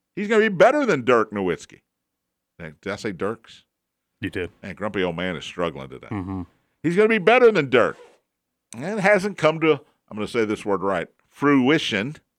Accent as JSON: {"language": "English", "region": "Kentucky", "country": "United States", "said": "I'm from Kentucky"}